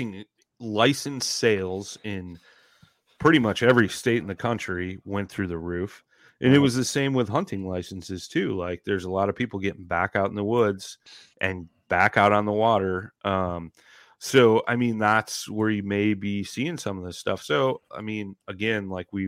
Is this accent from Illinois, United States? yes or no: yes; Illinois, United States; the county I grew up in Illinois